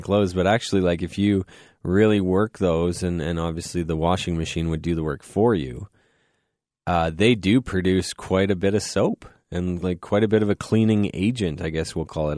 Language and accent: English; Goderich, Ontario, Canada; now in London, Canada; I'm from Goddard's